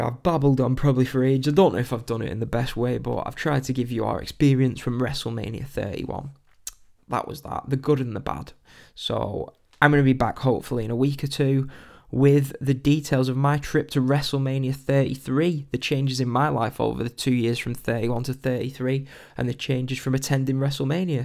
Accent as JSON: {"language": "English", "region": "England", "country": "United Kingdom", "said": "being typical English people"}